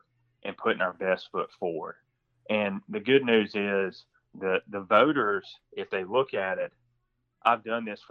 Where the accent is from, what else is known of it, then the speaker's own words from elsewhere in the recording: Washington County, Middle Georgia, United States; I'm from Middle Georgia. I grew up in Washington County on the Baldwin County line